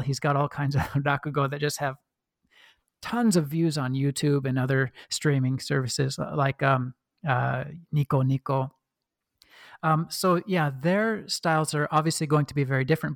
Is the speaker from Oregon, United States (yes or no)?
yes; Oregon, United States; accent: Midwestern; now in Sydney, Australia; I was born and raised in Oregon